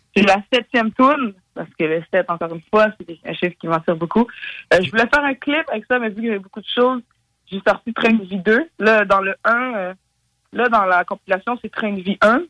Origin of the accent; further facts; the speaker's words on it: Montreal, Quebec, Canada; je viens de Montréal.